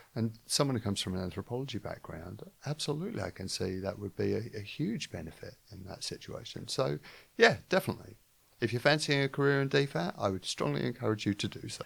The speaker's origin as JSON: {"language": "English", "region": "London", "country": "United Kingdom", "said": "am from London"}